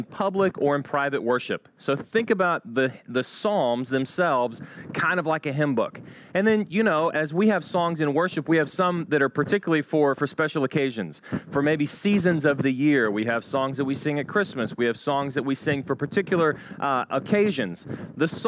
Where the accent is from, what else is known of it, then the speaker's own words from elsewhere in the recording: Houston suburb, Texas, United States; I grew up around Houston, and not in Houston, but in a Houston suburb